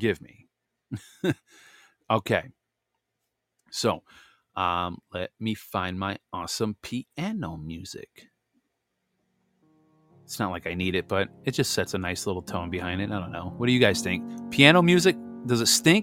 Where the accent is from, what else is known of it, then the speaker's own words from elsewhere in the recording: Missouri, United States; I was born in Missouri.